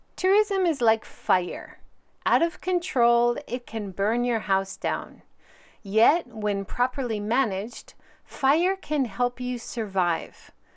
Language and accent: English; Hawaii, United States; moved away; also born or lived in Hiroshima; I grew up in Hawaii seeing both the benefits and harm of tourism